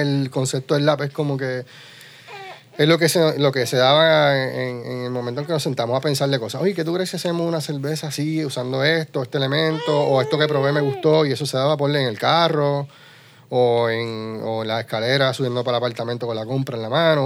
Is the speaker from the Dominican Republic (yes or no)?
no; Utuado, Puerto Rico; nos identifica como isleños, puertorriqueños, porque estamos rodeados de agua, y como utuadeños, porque en Mutuado tenemos dos lagos